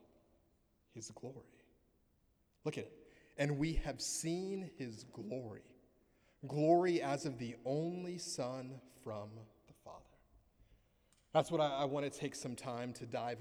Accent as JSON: {"language": "English", "country": "United States", "tie": "born or raised there", "moved": "yes", "lives_now": "Canada", "said": "I grew up in the States"}